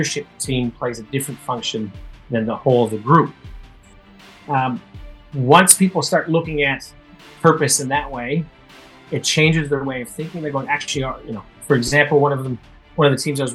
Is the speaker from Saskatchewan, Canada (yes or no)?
yes; Saskatoon, Saskatchewan, Canada; moved away as an adult; now in Melbourne, Australia; growing up in Saskatoon